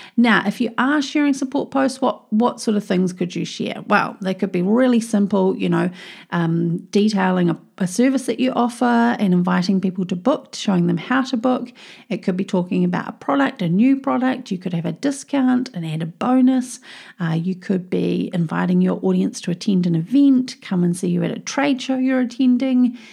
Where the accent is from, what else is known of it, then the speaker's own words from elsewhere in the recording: New Zealand; I'm a Kiwi. You know, here in New Zealand